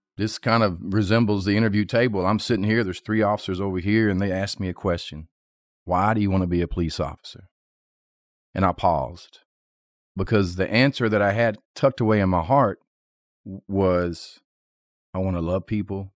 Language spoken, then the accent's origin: English; North Little Rock, Arkansas, United States; born and raised in North Little Rock, Arkansas